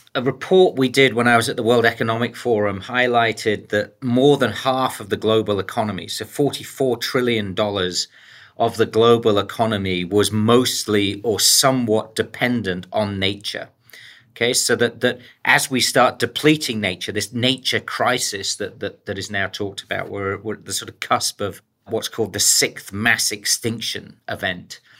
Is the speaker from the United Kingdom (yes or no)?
yes; the coalfields in the north of England, United Kingdom; moved away; also born or lived in United States; born in the U K. I was actually born in the, uh, the coalfields, in the decline of the coalfields up in, um, the north of England